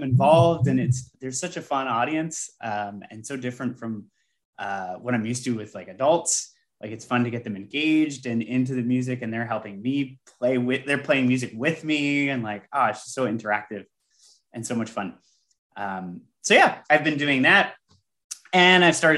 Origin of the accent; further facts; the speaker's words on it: Canada; I'm Canadian